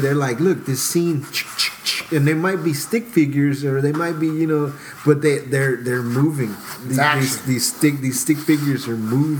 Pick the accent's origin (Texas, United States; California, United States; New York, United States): Texas, United States; Houston; I grew up in Houston. I grew up I lived in the South Side. I went to school in Montrose and River Oaks